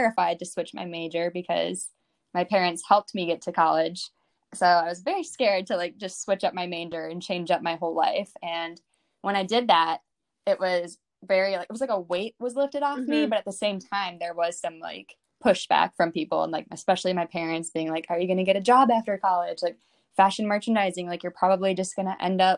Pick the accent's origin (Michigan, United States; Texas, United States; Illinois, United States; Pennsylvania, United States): Illinois, United States; Chicago; moved away as an adult; also born or lived in Indiana; now in New York City, United States; I'm from Chicago, and I went to college in Indiana at Ball State University, and I moved to New York City in 2018